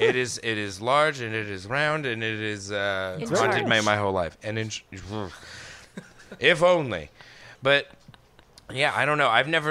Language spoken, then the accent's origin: English; Colorado, United States; I'm from Colorado